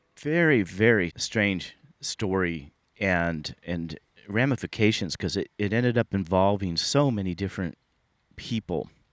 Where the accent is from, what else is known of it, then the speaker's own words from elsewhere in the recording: Sunnyvale, California, United States; I grew up in the Silicon Valley. I grew up in Sunnyvale, California.